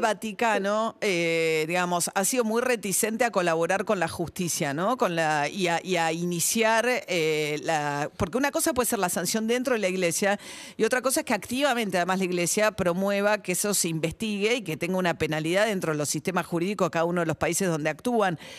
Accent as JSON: {"language": "Spanish", "country": "Argentina", "said": "como argentina"}